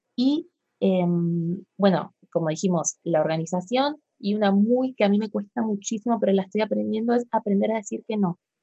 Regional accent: Argentina; yo soy de Argentina

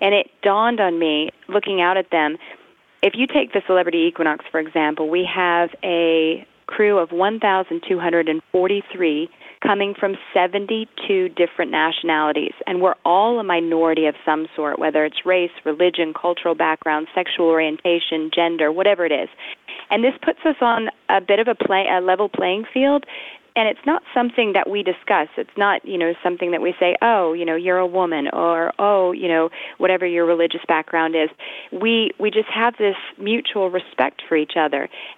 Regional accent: Augusta, Georgia, United States; also born or lived in San Francisco / Michigan / California / London; Well, I was born in San Francisco, but we moved around a lot. My family, my dad was working for Bechtel, so we lived in Michigan. We lived in California. I mostly grew up in Augusta, Georgia.

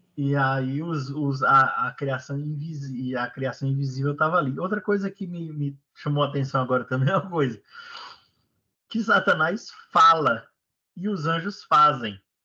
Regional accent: Brazil; moved away as an adult; ultimamente já faz vinte anos que eu saí do Brasil

